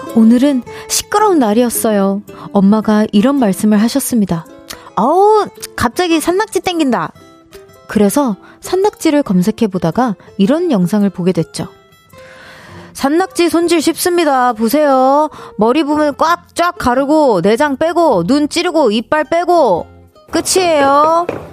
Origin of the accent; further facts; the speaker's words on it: Seoul, South Korea; 저는 서울 사람입니다